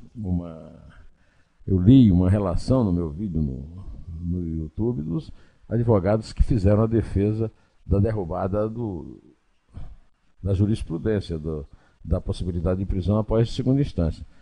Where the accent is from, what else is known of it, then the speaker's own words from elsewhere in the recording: Paraíba, Brazil; lá no meu estado natal, na Paraíba